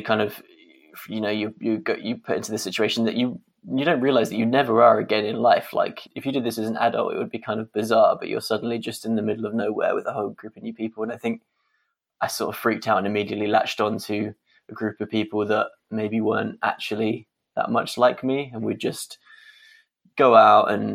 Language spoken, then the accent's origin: English; London, United Kingdom; I'm kind of born and raised Londoner